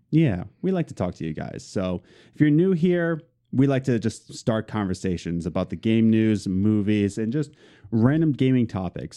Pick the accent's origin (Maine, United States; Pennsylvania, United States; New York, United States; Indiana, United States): Pennsylvania, United States; Philadelphia; We're both from Philadelphia.